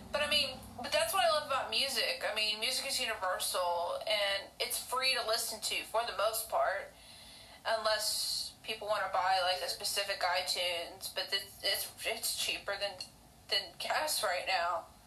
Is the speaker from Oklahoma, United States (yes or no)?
yes; Oklahoma, United States; accent: hick; I'm from Oklahoma. I bet you can tell with the hick accent that I have.